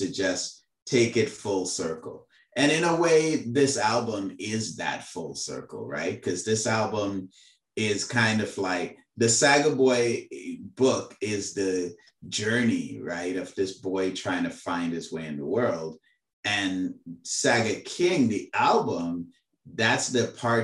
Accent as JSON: {"language": "English", "country": "Trinidad & Tobago", "tie": "born or raised there", "accent": "Trini", "moved": "yes", "lives_now": "Canada", "said": "As a Trini, that is how I came up learning how to speak"}